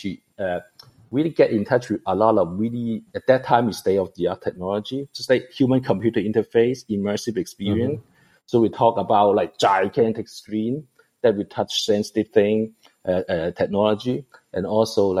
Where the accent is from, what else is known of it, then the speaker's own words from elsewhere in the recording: Hong Kong; moved away; also born or lived in Taiwan; I'm actually born in Hong Kong. I'm from Asia